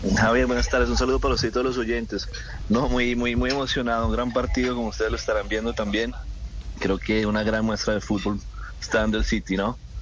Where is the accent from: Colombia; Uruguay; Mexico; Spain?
Colombia; tenemos los colombianos